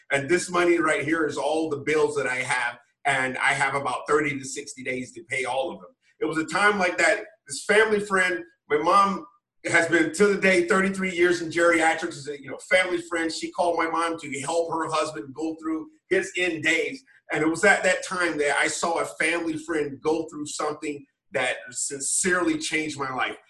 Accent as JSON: {"language": "English", "town": "Wilmington", "region": "North Carolina", "country": "United States", "tie": "born or raised there", "moved": "yes", "lives_now": "DC metro area, United States", "said": "growing up, small town Wilmington, North Carolina"}